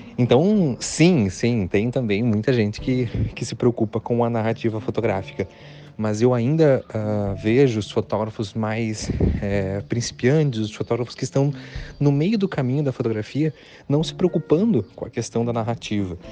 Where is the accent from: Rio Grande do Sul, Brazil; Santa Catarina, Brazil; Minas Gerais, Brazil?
Santa Catarina, Brazil; near the Paraná border, interior of; moved away as an adult; also born or lived in Florianópolis, Brazil; now in Uruguay; Eu sou do, do, do interior de Santa Catarina, divisa com o Paraná